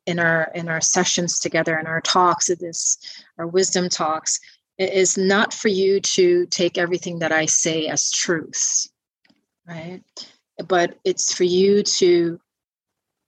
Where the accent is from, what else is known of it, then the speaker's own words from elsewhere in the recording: Guyana; growing up in Guyana, South America